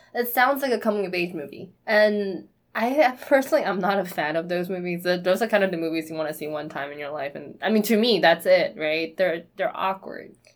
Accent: New York City, New York, United States; we grew up in New York City

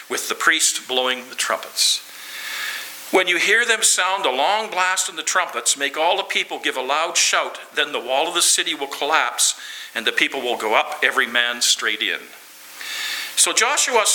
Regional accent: Lloydminster, Canada; I'm from Lloydminster, the city of Lloydminster, and that's 32 approximately thousand people.

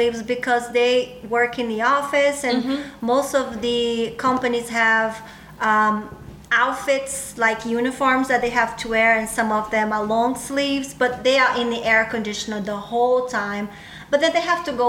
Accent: Northeast Region, Brazil; now in United States; I am from the northeast, right under the equator line. So it's actually hot and humid there.

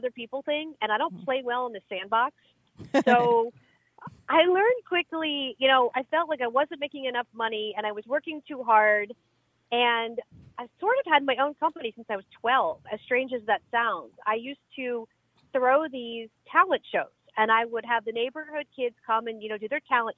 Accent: Pottstown, Pennsylvania, United States; moved away as an adult; now in Miami, United States; I am from Philadelphia, actually from Pottstown, Pennsylvania, which is 40 miles west of Philadelphia

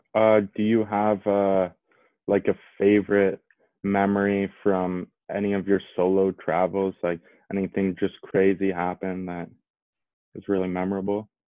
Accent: Edmonton, Alberta, Canada; my hometown, like here in Edmonton

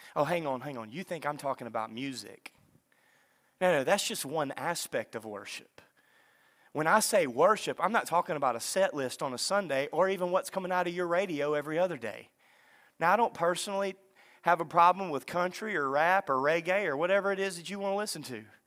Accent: Lake Bistineau, North Louisiana, United States; I grew up in North Louisiana at Lake Bistono.

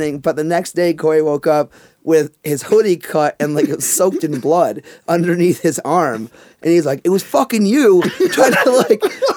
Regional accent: Rochester, New York, United States

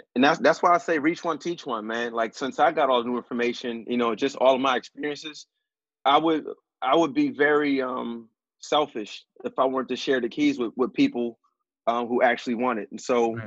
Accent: Philadelphia, Pennsylvania, United States; growing up in West, it's it's all black

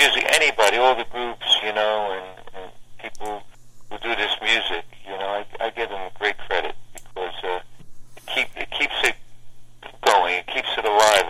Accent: Asbury Park, New Jersey, United States; also born or lived in Newark, New Jersey; when I came down here from Newark, I was in a grammar school, Catholic grammar school, Our Lady of Mount Carmel in Asbury Park.

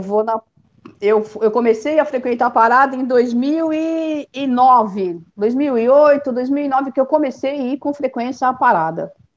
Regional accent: São Paulo, Brazil; Eu sou de São Paulo. É. Sou natural aqui de São Paulo.

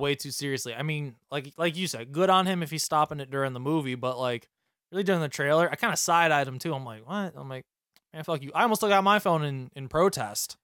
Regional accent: New York, United States; I'm from New York

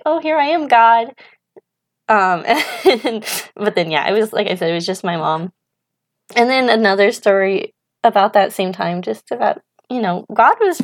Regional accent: Idaho, United States; moved away as an adult; also born or lived in Spokane, Washington; we're from Idaho, kind of like the central part, like east of stuff Lewiston. We kind of just grew up along the Clearwater River

